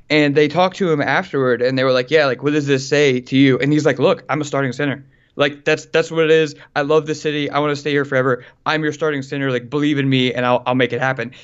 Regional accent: Louisiana, United States; I'm from Louisiana

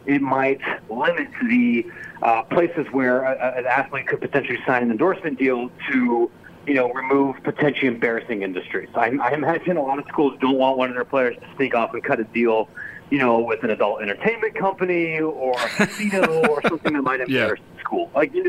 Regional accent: Illinois, United States; We have people here in my home state, here of Illinois

